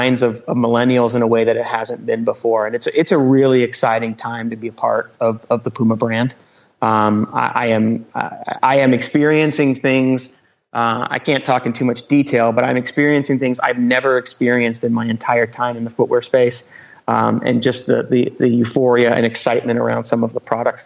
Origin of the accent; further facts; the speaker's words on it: Houston, Texas, United States; I grew up in Houston, Texas